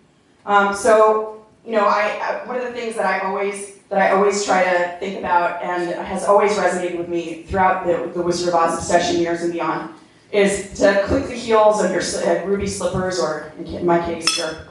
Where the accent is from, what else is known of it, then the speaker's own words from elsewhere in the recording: New Jersey, United States; moved away as an adult; also born or lived in New York, United States; now in Los Angeles, United States; I grew up in New Jersey, I live in Los Angeles